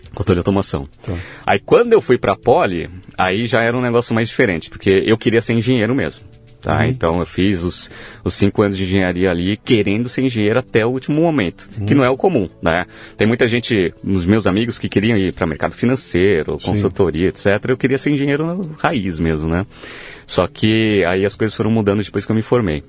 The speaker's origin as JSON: {"language": "Portuguese", "region": "São Paulo", "country": "Brazil", "tie": "born or raised there", "said": "Eu nasci em São Paulo mesmo"}